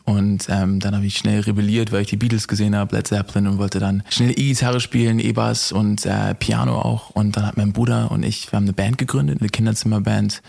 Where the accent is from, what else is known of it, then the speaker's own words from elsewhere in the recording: Hamburg, Germany; ich komme aus Hamburg